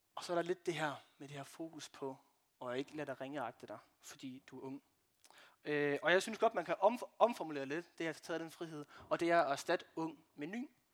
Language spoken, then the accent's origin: Danish; Brande, Central Denmark Region, Denmark; jeg kommer fra Brande